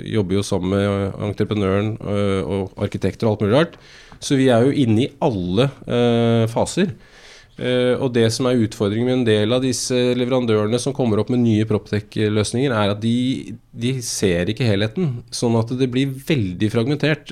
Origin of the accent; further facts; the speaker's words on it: Asker, Akershus, Norway; jeg er født og oppvokst i Asker